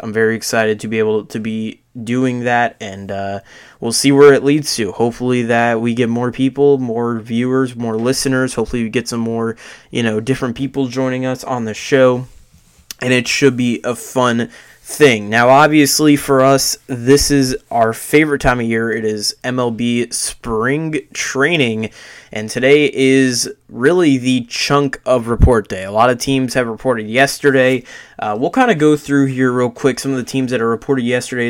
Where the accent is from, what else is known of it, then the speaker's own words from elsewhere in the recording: Tampa, Florida, United States; I'm from Florida. I'm from Tampa